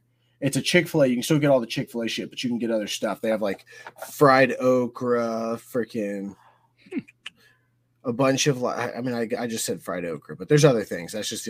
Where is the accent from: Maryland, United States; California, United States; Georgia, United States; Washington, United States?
Georgia, United States; I'm from Georgia. Oh, you're in Illinois. Cool. I'm in Georgia.